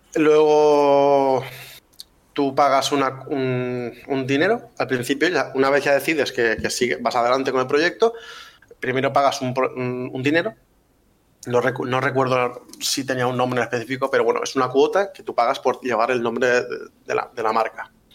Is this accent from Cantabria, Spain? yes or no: no; Valencia, Valencian Community, Spain; nosotros somos de Valencia